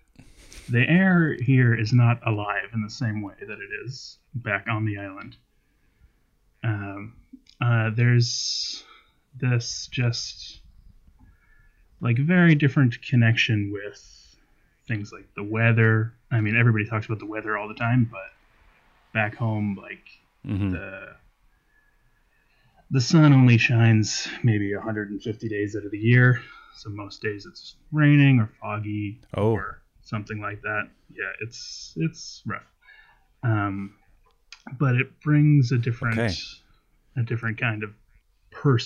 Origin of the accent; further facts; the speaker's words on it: Conception Bay, Newfoundland and Labrador, Canada; now in near Toronto, Canada; I grew up on the island of Newfoundland